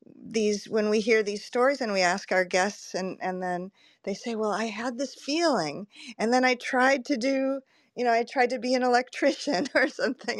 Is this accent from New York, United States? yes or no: no; California, United States; moved away; I'm originally from California